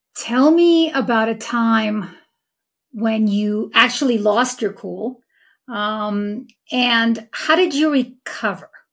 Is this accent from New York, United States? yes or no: yes; New York City, New York, United States; my hometown of Queens, New York